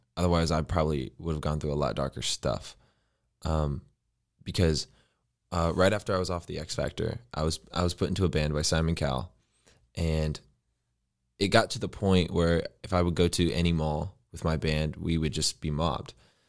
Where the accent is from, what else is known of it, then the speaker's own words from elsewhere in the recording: Indiana, United States; So I'm originally from Indiana, born and raised, grew up in the Midwest.